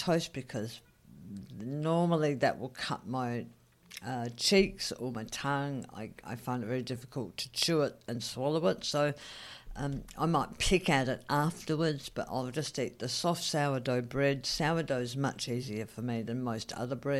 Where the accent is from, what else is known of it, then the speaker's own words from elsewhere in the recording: Australia; moved away; also born or lived in Saigon, Vietnam; as an Australian